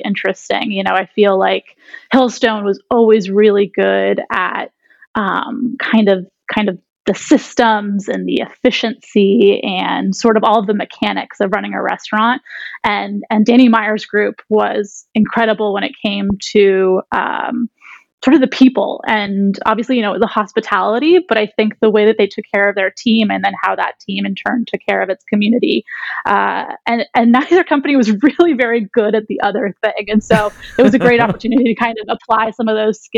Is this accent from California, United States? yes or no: yes; Los Angeles, California, United States; moved away as an adult; also born or lived in Santa Clara / New York City; I grew up in Los Angeles, actually. So I'm back home now